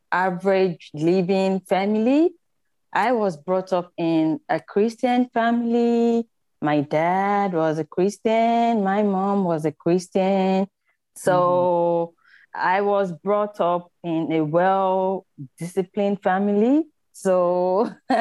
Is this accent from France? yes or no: no; Nigeria; moved away as an adult; now in Australia; growing up in Nigeria as a little girl was really good